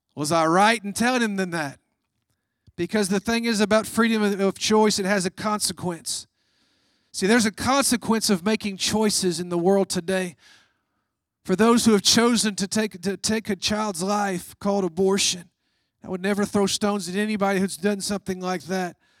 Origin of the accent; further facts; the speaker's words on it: United States; as an American